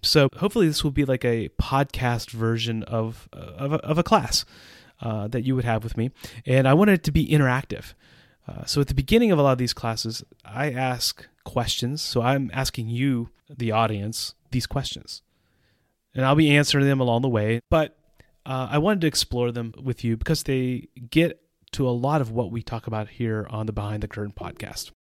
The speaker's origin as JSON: {"language": "English", "country": "United States", "also_born_or_lived": "Central Europe", "moved": "as an adult"}